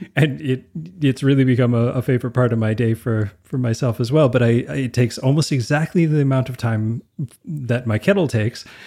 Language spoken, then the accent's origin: English; Canada; I'm Canadian